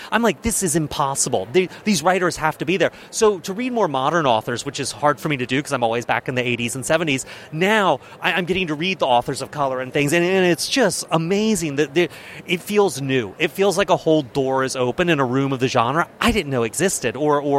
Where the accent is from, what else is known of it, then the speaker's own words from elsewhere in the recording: the South, United States; as a Southerner, I, w- I looked at the trailer for Green Book the movie